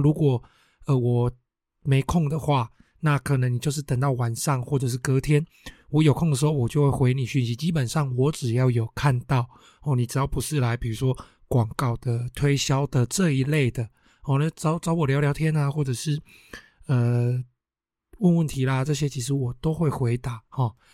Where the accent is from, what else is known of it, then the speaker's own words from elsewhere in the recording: Taiwan; 我们台湾人嘛，哦，就是会过新年哦，什么东西都要新的嘛